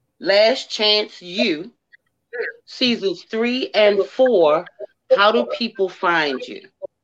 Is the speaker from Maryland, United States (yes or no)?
yes; Baltimore, Maryland, United States; you know I'm from Baltimore